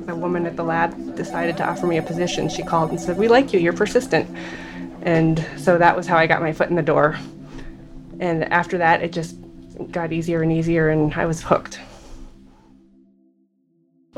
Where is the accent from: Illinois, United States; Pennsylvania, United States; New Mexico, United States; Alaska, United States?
Alaska, United States; Anchorage; I was born and raised in Anchorage